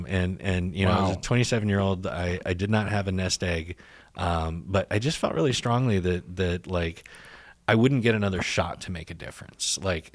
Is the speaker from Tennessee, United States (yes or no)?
no; Texas, United States; I'm sure you can tell I'm not a Republican, but I am Texan and I grew mm-hmm. up here, so I can slip on and off my accent like a comfy jacket.